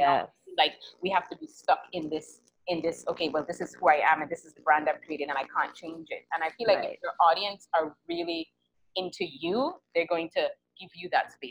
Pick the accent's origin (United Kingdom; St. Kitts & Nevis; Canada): St. Kitts & Nevis; I'm from St. Kitts